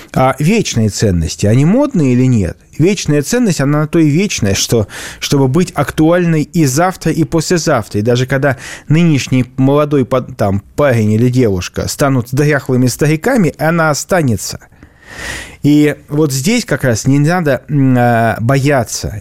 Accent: Saint Petersburg, Russia; я как петербуржец

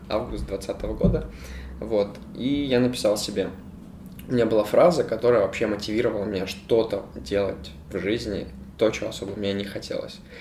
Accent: Ukraine; я филантроп и я из Украины

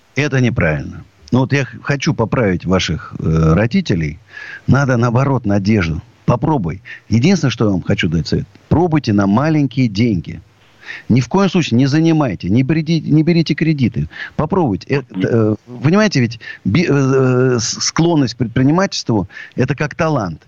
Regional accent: Russia

